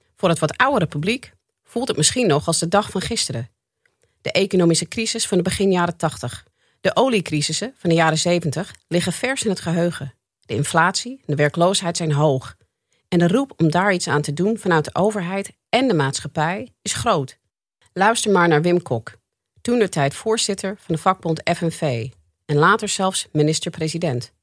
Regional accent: United States; now in Netherlands; Ik ben zelf geboren en getogen in de Verenigde Staten

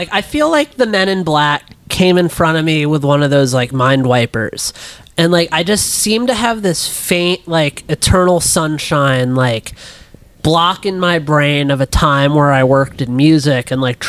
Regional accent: Midwest, United States; growing up in the Midwest

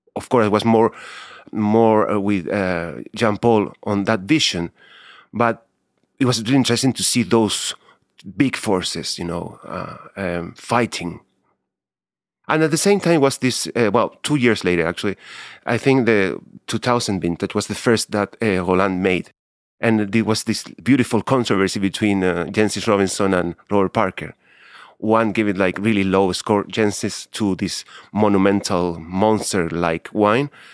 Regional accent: Santiago, Santiago Metropolitan Region, Chile; English is a second language; I was born in Santiago in nineteen sixty-eight

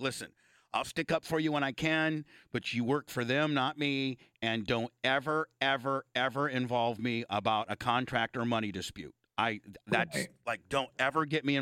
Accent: Indiana, United States; I'm a Hoosier. I'm a fucking Hoosier.

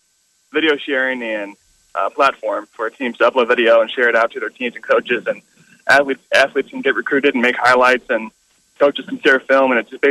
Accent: Elkhorn, Nebraska, United States; Omaha, yep. From Elkhorn. Moved here in 2014.

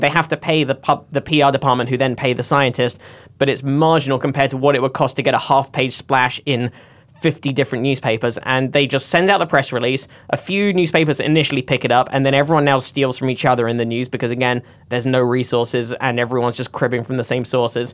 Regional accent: United Kingdom; I grew up in the Britain where the Daily Mail is one

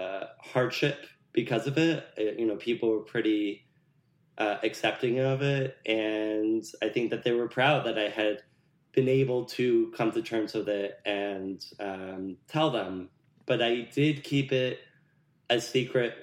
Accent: New Jersey, United States; I grew up in North Jersey

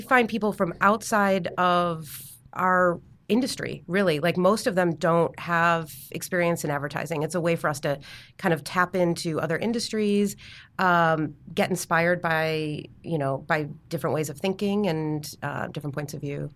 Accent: Chicago, Illinois, United States; moved away as an adult; I'm from Chicago

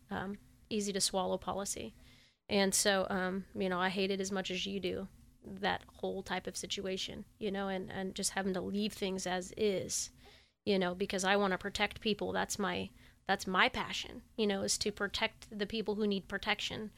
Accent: Sacramento, California, United States; I grew up in the Tahoe Park, Oak Park area as a kid

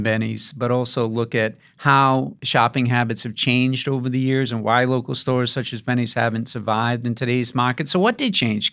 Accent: Greenville, Rhode Island, United States; I grew up in Greenville

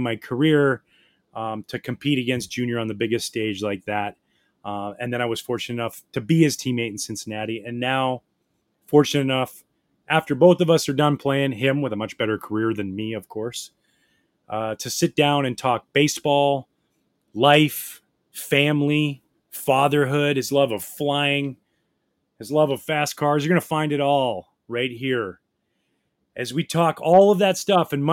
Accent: just outside of Vancouver, BC, British Columbia, Canada; I grew up in the Pacific Northwest, just outside of Vancouver, BC

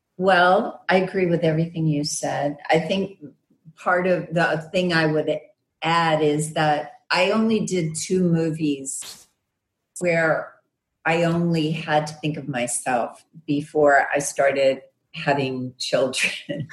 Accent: Arkansas, United States; I'm from Arkansas, so West Memphis is in Arkansas

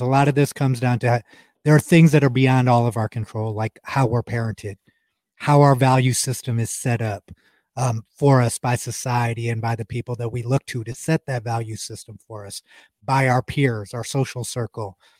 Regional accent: Ohio, United States; We're both from Ohio

